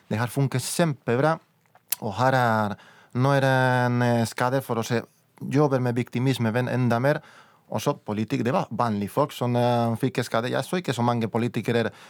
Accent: Valladolid, Castile and León, Spain; Norwegian is a second language; Jeg er fra Valladolid i Castilla, i León.

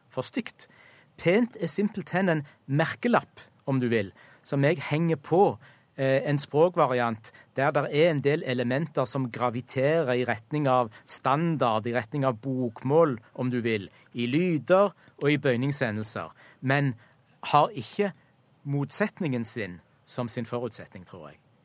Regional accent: Egersund, Rogaland, Norway; heimbyen min, Egersund

